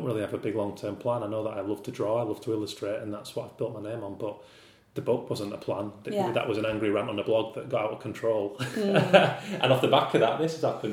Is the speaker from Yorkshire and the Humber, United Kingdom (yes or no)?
yes; outside of Leeds, Yorkshire and the Humber, United Kingdom; moved away as an adult; also born or lived in Manchester; now in London, United Kingdom; I'm a northern lad, and I lived in Manchester for 5 years, and I grew up outside of Leeds